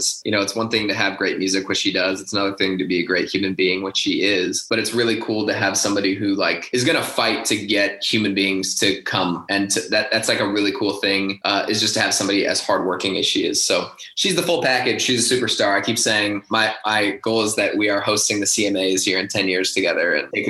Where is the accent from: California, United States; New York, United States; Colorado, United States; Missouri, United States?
Colorado, United States; just a good example of growing up in Colorado.